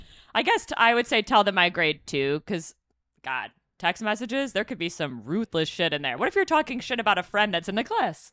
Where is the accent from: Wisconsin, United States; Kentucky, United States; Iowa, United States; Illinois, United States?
Illinois, United States; Chicago; moved away; we're from Chi Town